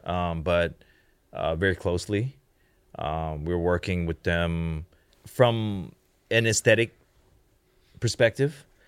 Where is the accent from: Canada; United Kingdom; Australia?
Canada; moved away; also born or lived in Hong Kong / United States / China / Japan; I grew up in Canada